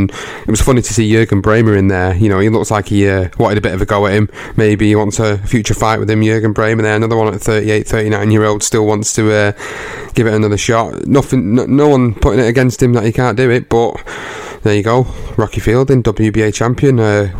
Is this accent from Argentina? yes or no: no; United Kingdom; Obviously, you know, being British, you want to support your home contingent.